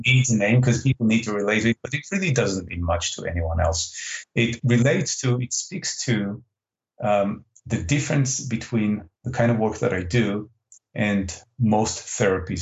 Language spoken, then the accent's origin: English; Israel; English is a second language; moved away; English is not my first language. I'm originally from Israel